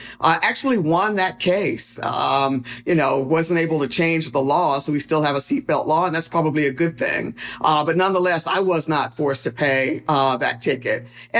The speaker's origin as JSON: {"language": "English", "town": "Durham", "region": "North Carolina", "country": "United States", "tie": "born or raised there", "said": "So I grew up here in Durham, North Carolina, favorite place in the world."}